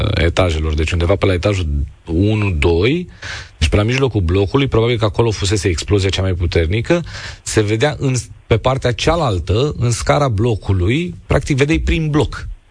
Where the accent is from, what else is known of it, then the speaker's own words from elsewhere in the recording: Romania; noi ca români